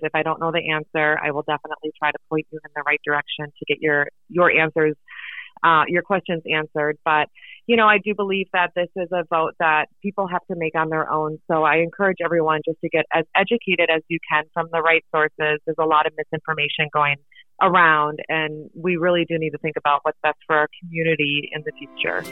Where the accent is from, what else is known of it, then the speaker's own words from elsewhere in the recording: Midwest, United States; moved away as an adult; also born or lived in Anchorage, Alaska; now in Seward, United States; I was born in Anchorage uh, back in the 70s, and then I grew up in the Midwest.